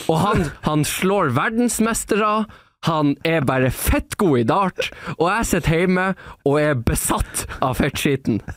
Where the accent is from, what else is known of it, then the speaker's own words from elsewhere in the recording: Northern Norway, Norway; accent: Northern Norwegian; takk Gud for at jeg har nordlendingdialekt.